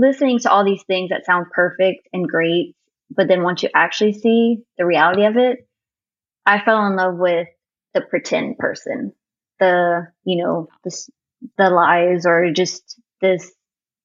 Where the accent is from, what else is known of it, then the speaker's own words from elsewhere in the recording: Cajun, Louisiana, United States; I'm Cajun